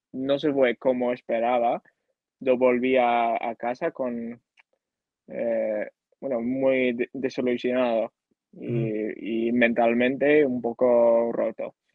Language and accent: Spanish; Canada; Spanish is a second language; Entonces yo fui con muchas ganas eh, de jugar profesional en mi país y, más que nada mostrar lo que aprendí jugando en España. Yo quería eh, enseñar a, a, mi familia, a mis amigos, a, mis compañeros, a, al fútbol canadiense lo que aprendí ahí.